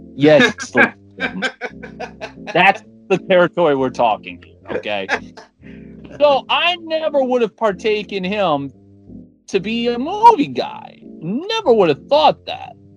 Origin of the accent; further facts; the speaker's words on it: East Coast, United States; I'm from the East Coast. I'm literally right next door to New York.